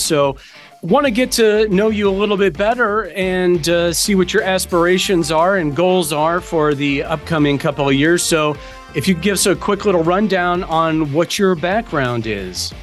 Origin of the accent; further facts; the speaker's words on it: Smyrna, Georgia, United States; I'm from Smyrna